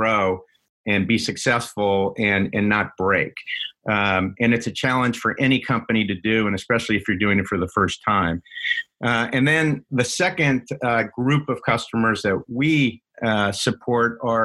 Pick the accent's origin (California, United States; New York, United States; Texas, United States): New York, United States; also born or lived in Washington, D.C. / Boston; now in Seattle, United States; I grew up in New York originally, and then in D.C. Went to high school, and then spent 7 years in Boston